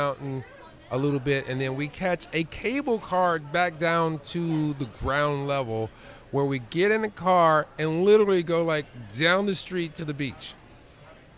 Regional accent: United States; as an American

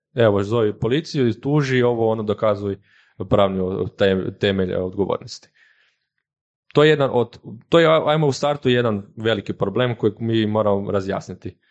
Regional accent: Koprivnica, Koprivnica-Križevci County, Croatia; moved away as an adult; now in Zagreb, Croatia; dolazim inače iz Koprivnice, sad radim za njih

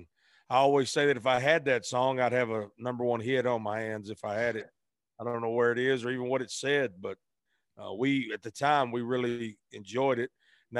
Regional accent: Arkansas, United States; Grew up across the bridge in Arkansas.

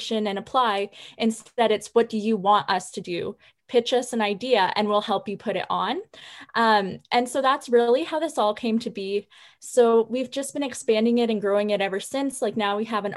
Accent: Waterloo, Ontario, Canada; moved away as an adult; now in Kingston, Canada; I'm actually from the Waterloo area, but I'm in my third year at Queen's

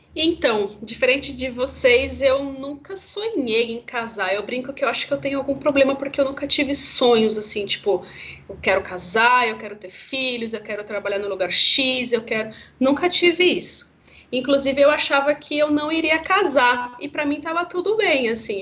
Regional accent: Campo Grande, Mato Grosso do Sul, Brazil; lá em Campo Grande, Mato Grosso do Sul, que é minha cidade natal

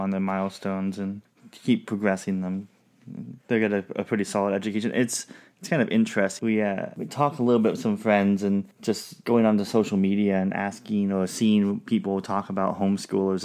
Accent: Southwest Washington, United States; we grew up in Southwest Washington

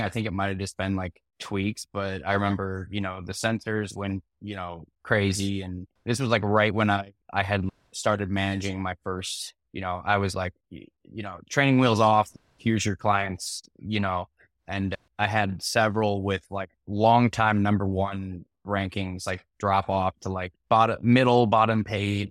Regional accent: Chicago, Illinois, United States; also born or lived in Missouri; I'm from Chicago

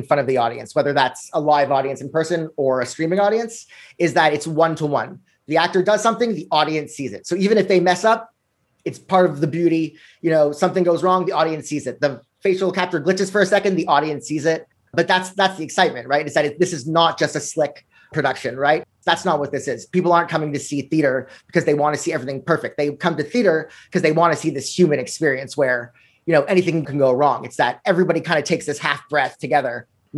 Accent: Montreal, Quebec, Canada; now in New York City, United States; I grew up here in Montreal

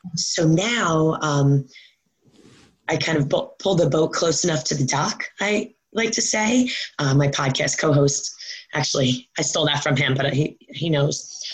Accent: Long Island, New York, United States; also born or lived in Maryland; now in New Jersey, United States; I grew up um, in New York um, on Long Island

